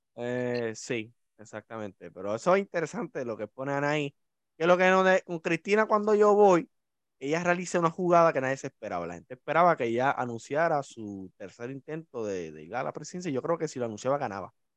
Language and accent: Spanish; Puerto Rico; como somos los puertorriqueños